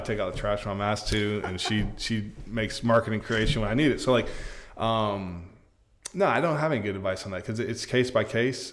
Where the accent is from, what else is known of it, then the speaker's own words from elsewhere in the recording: Polk County, Florida, United States; I'm from Polk